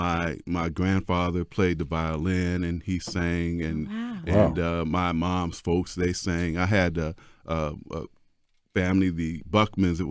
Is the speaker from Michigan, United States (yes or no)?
yes; Detroit, Michigan, United States; moved away as an adult; now in Raleigh, United States; I'm from Detroit